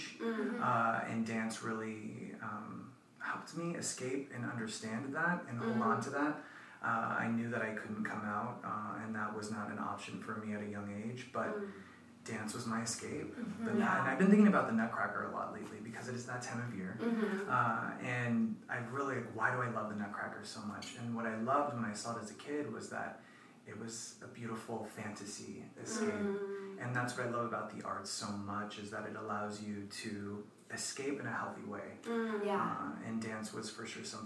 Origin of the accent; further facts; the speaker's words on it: Phoenix, Arizona, United States; moved away as an adult; also born or lived in New York City; now in Los Angeles, United States; I am from Phoenix, Arizona originally